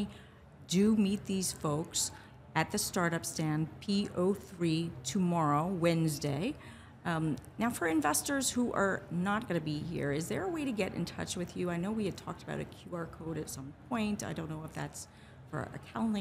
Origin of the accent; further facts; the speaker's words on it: United States; I have an American account, I am American